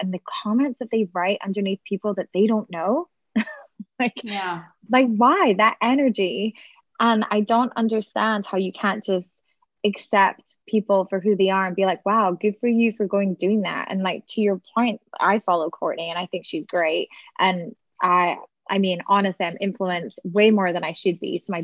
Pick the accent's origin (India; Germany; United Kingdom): United Kingdom; Scotland; now in Texas, United States; I'm originally from Scotland, so the UK